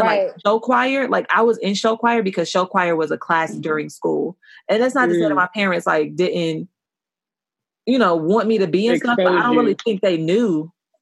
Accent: United States; moved away; where I grew up in Washington, shit was OD white

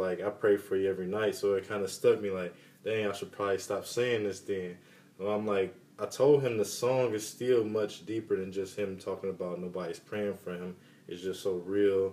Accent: United States; growing up in America

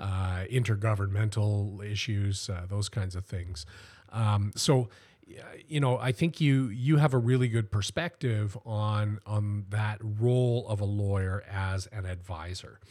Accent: Welland, Ontario, Canada; I was born here in Welland and, uh, and grew up here.

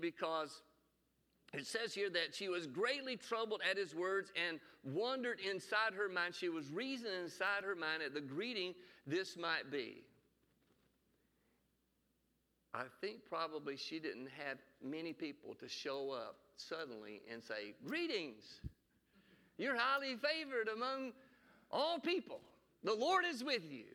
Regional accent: Alabama, United States

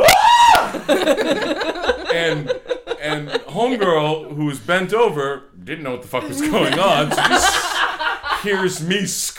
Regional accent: Old Orchard Beach, Maine, United States; I come from Old Orchard Beach. We call it pricks sometimes.

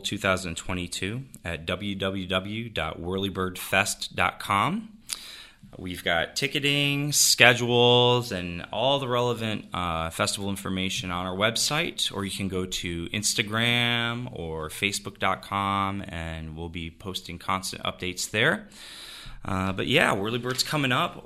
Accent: Jamestown, New York, United States; moved away; I'm from Jamestown. My family's from here. We've been here forever

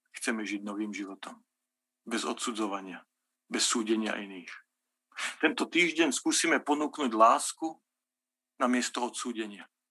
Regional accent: Slovakia; ja nie som z Bratislavy, ja som z Bystrici

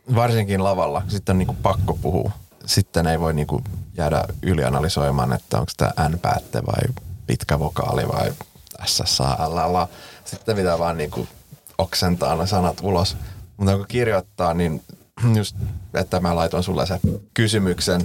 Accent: Finland; first language Swedish; Finnish is a second language; mä oon suomenruotsalainen

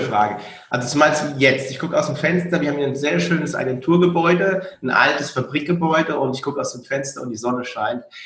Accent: Frankfurt am Main, Hesse, Germany; born or raised there

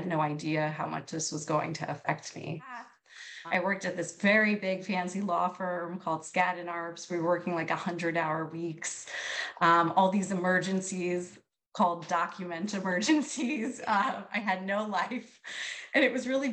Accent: New York City, New York, United States; now in Pennsylvania, United States; I'm originally from New York City.

